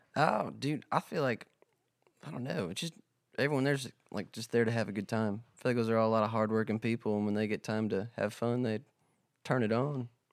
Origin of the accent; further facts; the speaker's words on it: South Dakota, United States; also born or lived in Nashville, Tennessee; now in Texas, United States; I'm from South Dakota